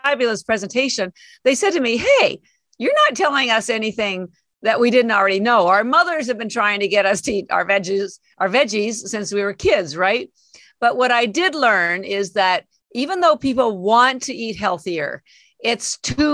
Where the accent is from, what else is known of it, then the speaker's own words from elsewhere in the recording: Canada; moved away as an adult; now in Boston, United States; I live in Boston. I've been here 33 years, but I'm actually Canadian, and all my family's still in Canada